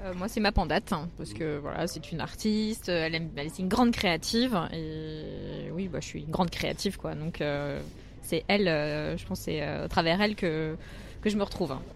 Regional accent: Metz, Grand Est, France; moved away; also born or lived in Paris / China; j'ai habité à Metz pendant très longtemps

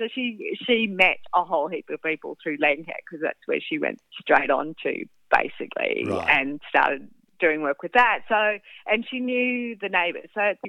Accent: Sydney, New South Wales, Australia; Very posh. I grew up in the Hills District with not a beach in sight.

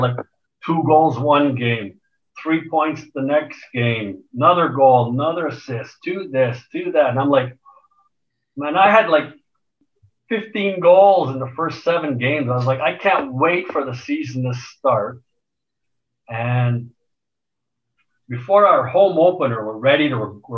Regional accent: Montreal, Quebec, Canada; moved away as an adult; also born or lived in Edmonton; kid growing up in Montreal.

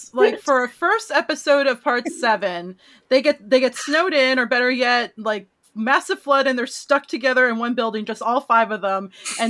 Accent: Oakland, California, United States; first language Spanish; English is a second language; my hometown of Oakland.

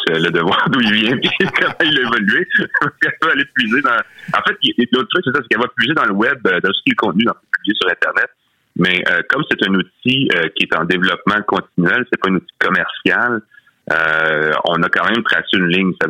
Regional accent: Quebec, Canada; nous, ici au Québec

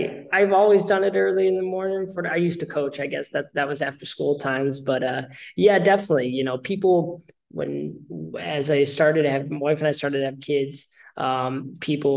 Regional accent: Naperville, Illinois, United States; now in Rockford, United States; I'm from Naperville. I grew up there, went to high school there, or born there, grew up there

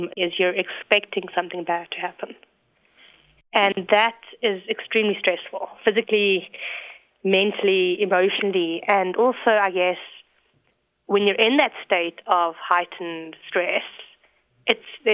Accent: South Africa; moved away as an adult; also born or lived in England; I'm originally from South Africa, as you can hear from my accent, I'm quite Canadian.

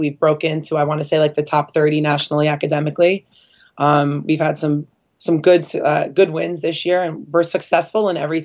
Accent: New Jersey, United States; also born or lived in Spain; I grew up in New Jersey

